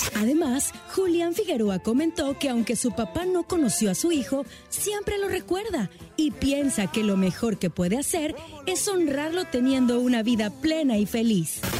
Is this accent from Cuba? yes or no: yes; Cuba; Yo soy un artista cubano que crecí con salsa, con chachachá